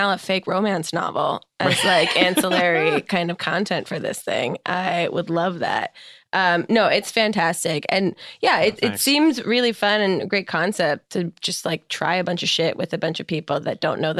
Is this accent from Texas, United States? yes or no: no; New Jersey, United States; That's my home state.